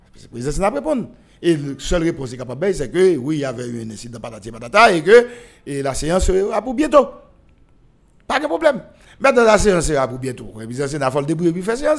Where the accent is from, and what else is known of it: Haiti